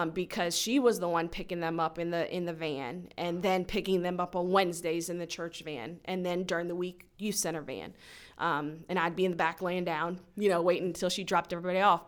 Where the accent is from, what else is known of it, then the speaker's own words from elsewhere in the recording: Frederick, Maryland, United States; I was born and raised in Frederick.